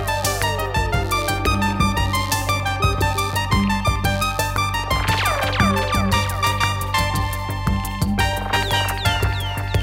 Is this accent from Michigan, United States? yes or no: yes; Detroit, Michigan, United States; also born or lived in Cleveland, Ohio; now in San Francisco Bay Area, United States; I was born in Cleveland, and then we moved to Detroit